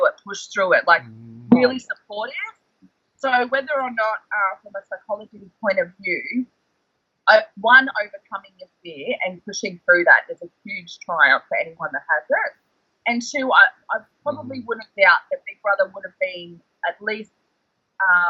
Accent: North Queensland, Australia; Where we're from, I'm from North Queensland, so we get cyclones

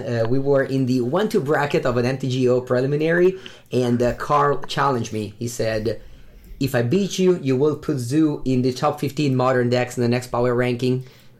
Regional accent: Italy; Hello everybody, and welcome to episode 30 of Competitive Magic with the Karnies.

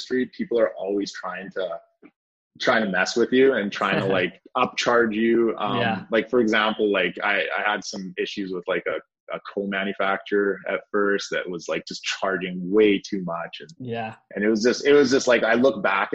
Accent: Powell River, British Columbia, Canada; I grew up in a small town that you've never heard of called Powell River, which is a town of 20,000 people in Canada

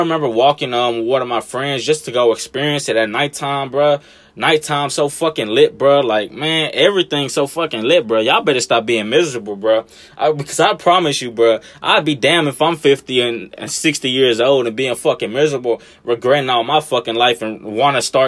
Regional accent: Los Angeles, California, United States; now in Memphis, United States; Like, Memphis, I've been here fucking most of my life, and I ain't even from here. I'm from Cali, goddammit. L.A. and shit.

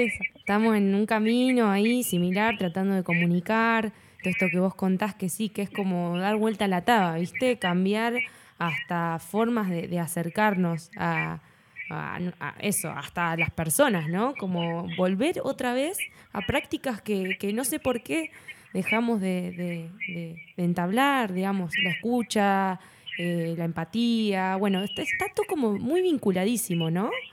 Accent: Tandil, Buenos Aires Province, Argentina; Y somos 120.000, pero contando los pueblitos rurales

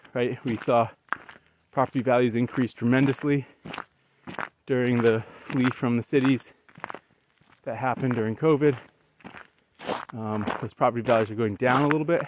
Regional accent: Western New England, United States; moved away; we decided to move back to where we grew up in Western New England

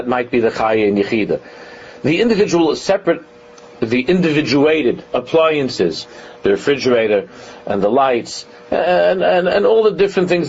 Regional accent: New York City, New York, United States; we grew up in Con Edison. In Queens, it was Con Edison

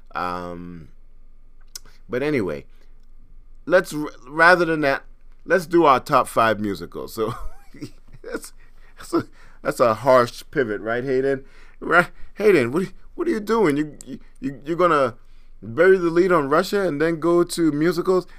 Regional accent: Trinidad & Tobago; I'm from Trinidad

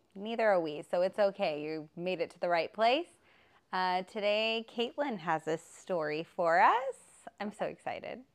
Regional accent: Texas, United States; I was brought up in Texas in a religious area

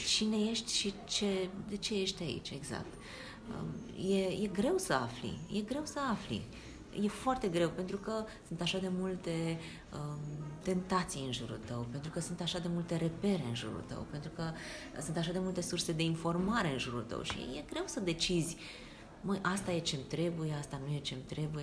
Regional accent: Bucharest, Romania; Eu veneam din Bercen. Bercen este un cartier mărginaș al Bucureștiului

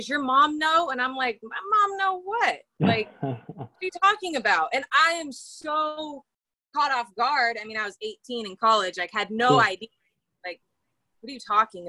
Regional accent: California, United States; I'm from California

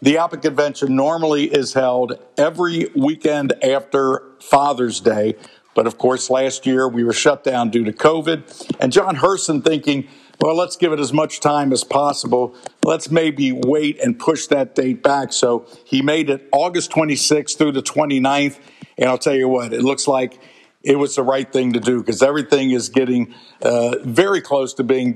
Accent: Cincinnati, Ohio, United States; I'm from Cincinnati

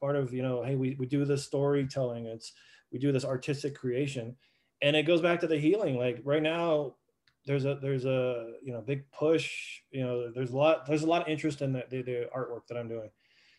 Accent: Southwest, United States; Well, I grew up in the Southwest art world.

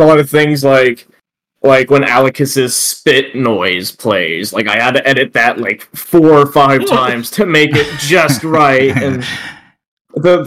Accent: Texas, United States; I grew up in Texas as well

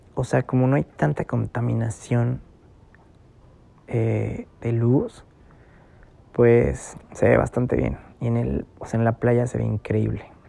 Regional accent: San Juan del Río, Querétaro, Mexico; moved away; yo soy de Querétaro, eh, y crecí en San Juan del Río

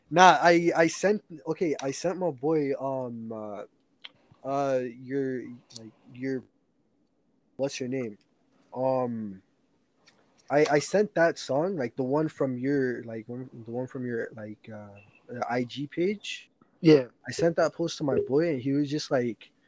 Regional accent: Toronto, Ontario, Canada; a lot of my fans say like I don't even sound like I'm from Toronto though.

